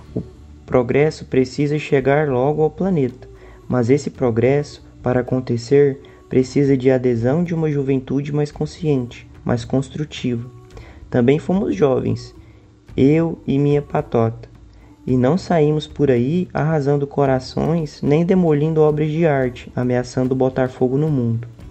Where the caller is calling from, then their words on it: Goiânia, Goiás, Brazil; eu falo de Goiânia